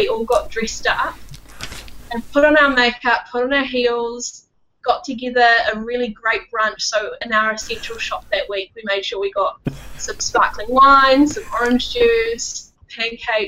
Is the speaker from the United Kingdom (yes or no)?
no; Wellington, New Zealand; moved away as an adult; now in Auckland, New Zealand; I grew up born and raised Wellingtonian. I lived there for 22 years.